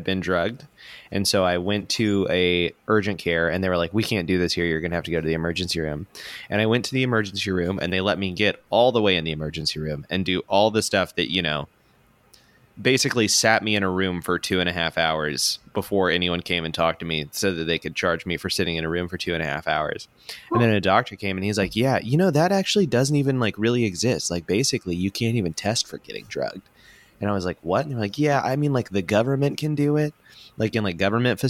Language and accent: English; Pensacola, Florida, United States; accent: country accent; moved away as an adult; now in Atlanta, United States; I grew up in Pensacola, Florida.